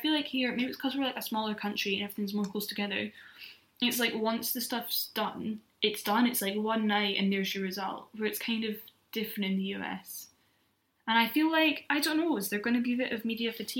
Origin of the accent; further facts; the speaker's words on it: Scotland, United Kingdom; being Scottish